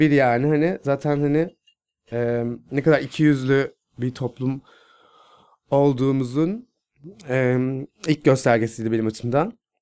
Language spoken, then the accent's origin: Turkish; Istanbul, Turkey; Nurtepe'de büyüdüm. İstanbul, Kağıthane, Nurtepe'de